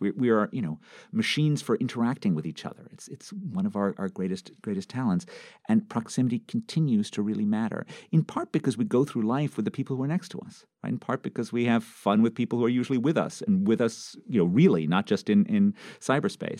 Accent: New York City, New York, United States; moved away; I grew up in New York City

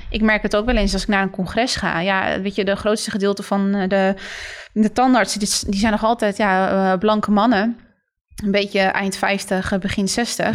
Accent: Netherlands; zijn we wel in Nederland geboren.

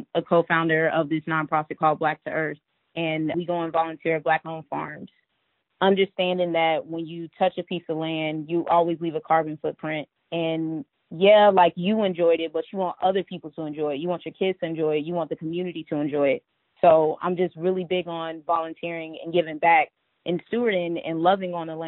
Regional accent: Georgia, United States; I grew up in Georgia with my mom and dad, my sister and my brother

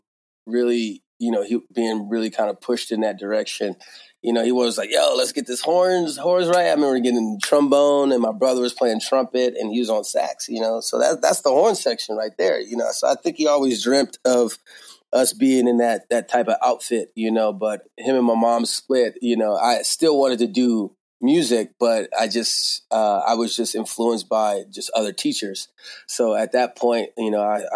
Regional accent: Georgia, United States; also born or lived in Bakersfield, California; now in Philadelphia, United States; I grew up in Georgia

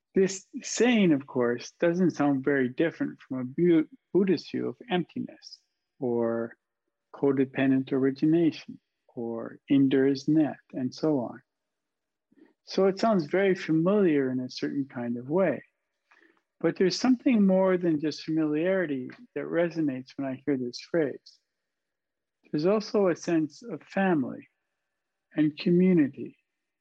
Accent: Canadian Prairies, Canada; as a boy when I was growing up on the Canadian prairie

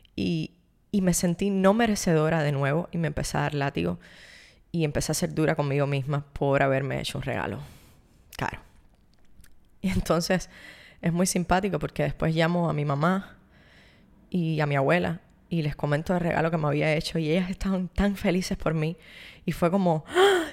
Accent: Cuba; vengo de Cuba, donde nos ha enseñado que todos tenemos los mismos

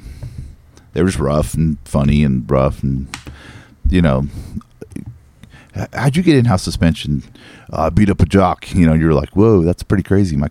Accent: Northern California, United States; I'm from Northern California

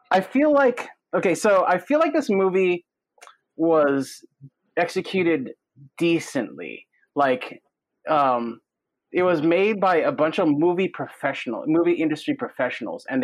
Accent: Philippines; I'm from the Philippines. I'm from the Philippines.

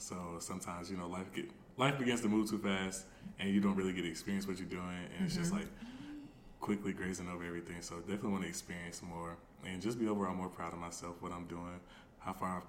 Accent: Columbia, South Carolina, United States; I'm from Columbia 803.

